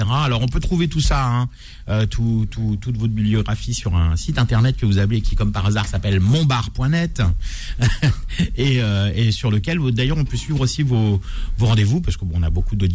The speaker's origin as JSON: {"language": "French", "town": "Saint-Frimbault-de-Prières", "region": "Pays de la Loire", "country": "France", "tie": "born or raised there", "also_born_or_lived": "Paris", "moved": "yes", "said": "à Saint-Frimbault-les-Prières. Ça, j'adore. C'est mon village natal."}